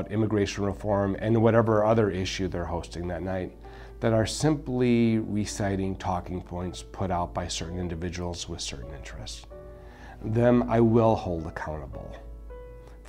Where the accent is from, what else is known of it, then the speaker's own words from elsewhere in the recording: United States; as a Latino, as an American, but a proud Hispanic American